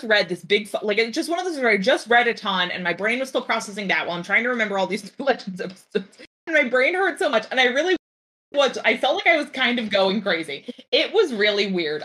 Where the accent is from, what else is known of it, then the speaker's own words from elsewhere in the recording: New Jersey, United States; I'm from New Jersey